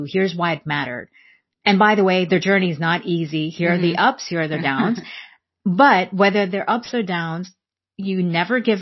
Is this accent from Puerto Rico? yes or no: no; India; growing up in India during that time, there weren't a lot of working moms around